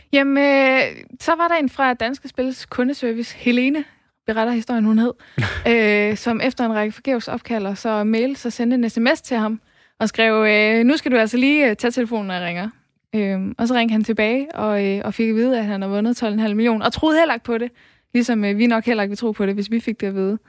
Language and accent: Danish; West Jutland, Central Denmark Region, Denmark; jeg kommer fra Vestjylland